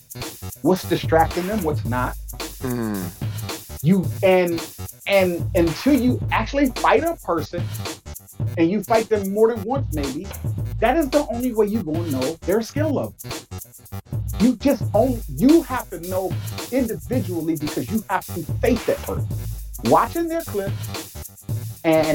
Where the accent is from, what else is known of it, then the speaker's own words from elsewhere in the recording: Michigan, United States; I'm from Michigan